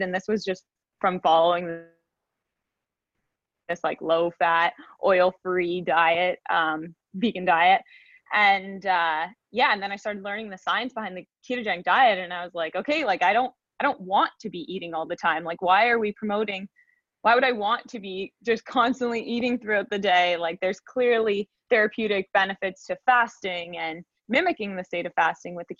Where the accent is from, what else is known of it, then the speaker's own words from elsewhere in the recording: just outside of Toronto, Ontario, Canada; I'm from Canada. I'm just outside of Toronto